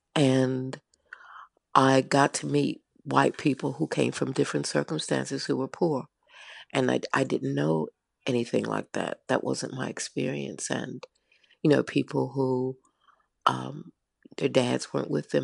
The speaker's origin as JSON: {"language": "English", "country": "United States", "moved": "as an adult", "lives_now": "United Kingdom"}